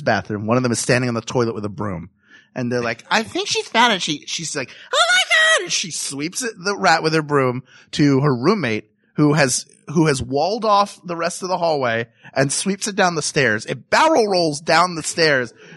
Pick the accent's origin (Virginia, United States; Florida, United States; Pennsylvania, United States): Pennsylvania, United States; Philadelphia; I'm from Philadelphia